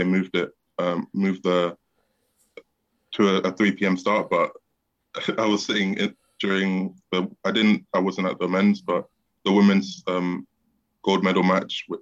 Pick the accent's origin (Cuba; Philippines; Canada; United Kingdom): United Kingdom; London; South London in Peckham, near where I'm from.